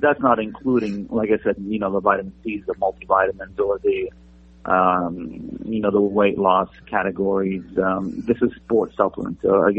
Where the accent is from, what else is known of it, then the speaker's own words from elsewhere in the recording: Italy; moved away; You know, I came over from Italy, wanting to be Mr. Olympia like every other Italian or European bodybuilder in the 80s.